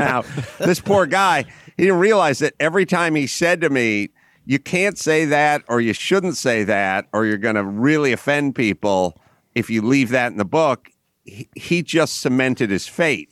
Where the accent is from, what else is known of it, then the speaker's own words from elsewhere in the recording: Los Angeles, California, United States; I grew up in North Hollywood, California